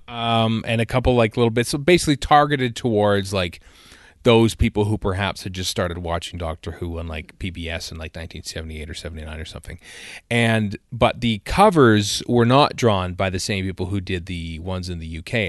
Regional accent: Cambridge, Alberta, Canada; I went to the library in my hometown of Cambridge, Alberta

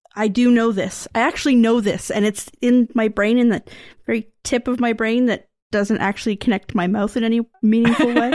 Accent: Canada; I'm Canadian

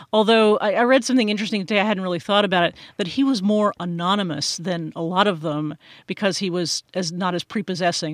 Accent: United States; as an American

